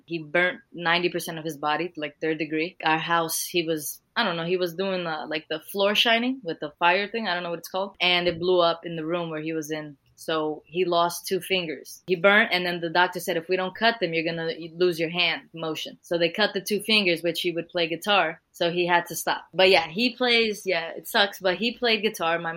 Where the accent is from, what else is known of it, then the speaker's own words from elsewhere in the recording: United States; first language Portuguese; English is a second language; I was born here in the United States